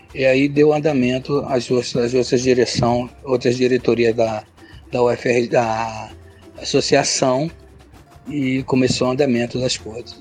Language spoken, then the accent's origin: Portuguese; Rio de Janeiro, Brazil; sou morador da Vila Residencial da UFRJ, nasci no Fundão